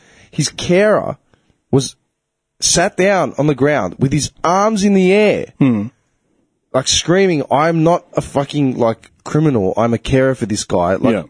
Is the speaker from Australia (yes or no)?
yes; Clayton, Victoria, Australia; I grew up in Clayton, which is the most diverse multicultural suburb in Australia.